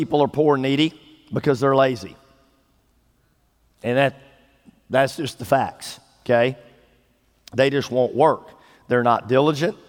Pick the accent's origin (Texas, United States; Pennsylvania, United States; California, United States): Texas, United States; East; I grew up in East Texas. I grew up in the country, 18 miles out of town